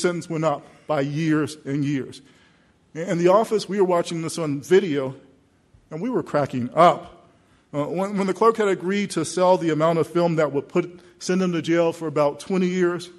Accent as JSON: {"language": "English", "country": "United States", "tie": "born or raised there", "said": "I'm a hometown kid. I grew up in the South Side in a neighborhood just not far from here"}